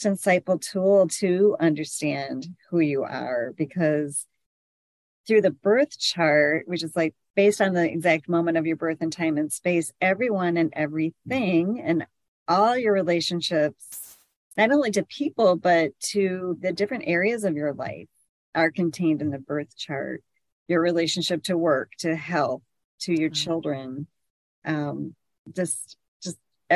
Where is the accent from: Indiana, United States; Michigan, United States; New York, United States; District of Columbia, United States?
Michigan, United States; I'm from Michigan, a very small town